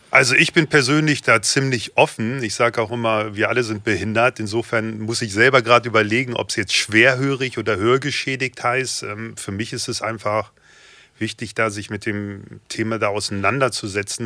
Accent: Hanover, Lower Saxony, Germany; Ich bin 44 Jahre jung, gebürtiger Hannoveraner

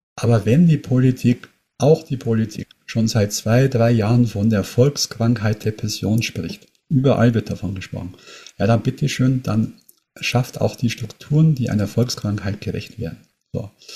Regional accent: near Munich, Bavaria, Germany; Ich komme aus der Nähe von München

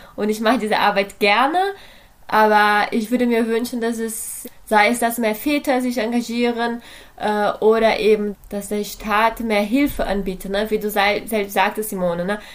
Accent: Brazil; now in Germany; Ich komme aus Brasilien, lebe aber in Deutschland seit äh, einer Weile

